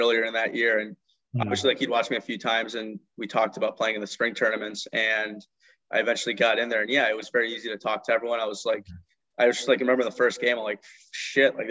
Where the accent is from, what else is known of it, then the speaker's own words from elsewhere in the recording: Los Angeles, California, United States; moved away; I grew up in Los Angeles. I actually lived in the Valley.